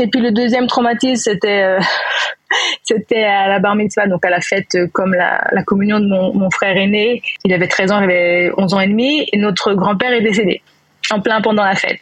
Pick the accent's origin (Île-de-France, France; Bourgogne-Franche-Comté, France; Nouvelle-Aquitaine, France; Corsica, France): Île-de-France, France; Neuilly-sur-Seine; moved away as an adult; now in Israel; j'ai grandi à Neuilly, donc dans banlieue parisienne